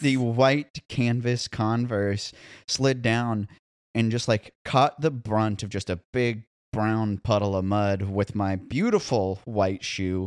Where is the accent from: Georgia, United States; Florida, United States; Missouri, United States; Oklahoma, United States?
Missouri, United States; Columbia; now in Nashville, United States; my hometown in Columbia, Missouri